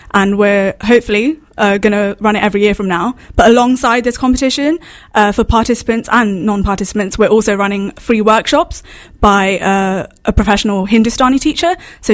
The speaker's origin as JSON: {"language": "English", "town": "Milton Keynes", "region": "South East England", "country": "United Kingdom", "said": "I'm from Milton Keynes"}